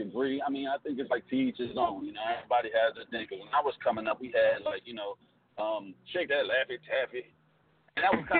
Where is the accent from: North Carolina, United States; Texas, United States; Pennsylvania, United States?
Pennsylvania, United States; West Chester; moved away as an adult; also born or lived in Philadelphia, Pennsylvania; now in Atlanta, United States; I'm from Westchester, Pennsylvania, so that's like 20 minutes outside of Philadelphia.